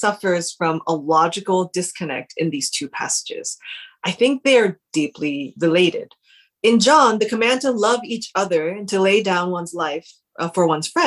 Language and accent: English; United States; now in United Kingdom; I'm Korean American, we both are